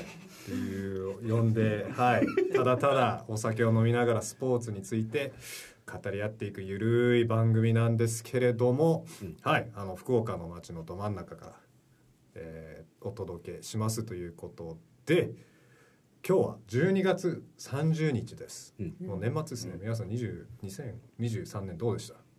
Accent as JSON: {"language": "Japanese", "town": "Vancouver", "region": "British Columbia", "country": "Canada", "tie": "born or raised there", "said": "実は僕はバンクーバーカナダ出身で日系2世になりまして"}